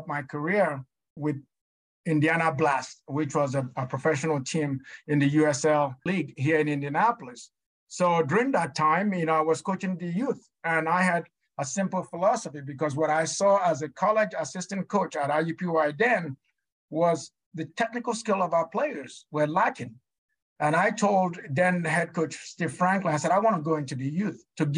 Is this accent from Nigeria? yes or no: yes; Nigeria; moved away as an adult; now in United States; I'm just that little poor kid, you know, that grew up in Nigeria.